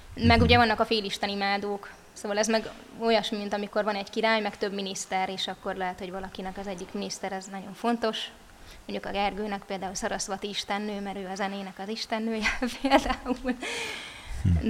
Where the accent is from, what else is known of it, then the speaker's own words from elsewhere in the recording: Budapest, Hungary; also born or lived in Somogy (Krishna Valley); now in Krishna Valley, Hungary; A szüleim győriek, de én már Pesten születtem.